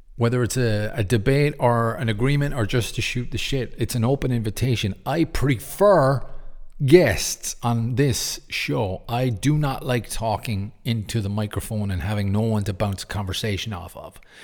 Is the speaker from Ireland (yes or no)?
yes; Cork, Munster, Ireland; my hometown in Cork, in Ireland, on the south